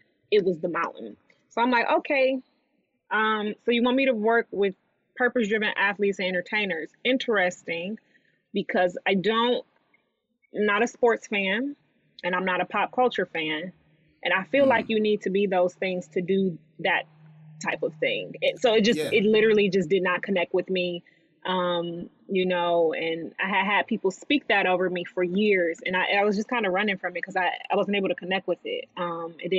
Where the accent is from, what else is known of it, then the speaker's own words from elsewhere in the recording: Detroit, Michigan, United States; moved away as an adult; also born or lived in Ann Arbor, Michigan; now in Los Angeles, United States; from Detroit, was actually born in Ann Arbor because my mom was still in school